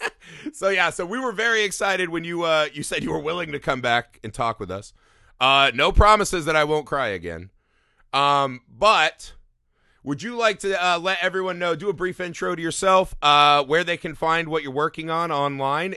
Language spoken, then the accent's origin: English; Indiana, United States; growing up in Indiana, we were always surrounded by cornfields everywhere